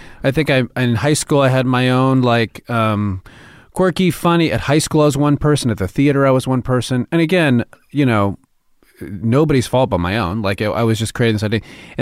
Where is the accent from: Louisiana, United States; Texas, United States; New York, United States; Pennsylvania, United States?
New York, United States; New York City; now in Los Angeles, United States; even moving to L.A., I came from New York, and I'd never been on a studio lot.